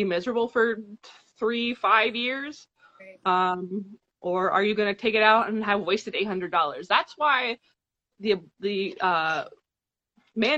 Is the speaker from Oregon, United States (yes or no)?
no; South Carolina, United States; moved away as an adult; now in Ohio, United States; I'm from South Carolina, talking about my home state